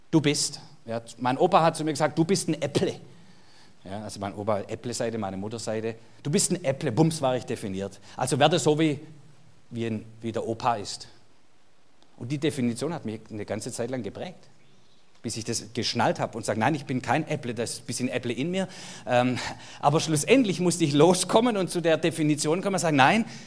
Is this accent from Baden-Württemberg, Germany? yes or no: yes; Baden-Württemberg, Germany; Jetzt geht es mir als Schwabe wieder gut.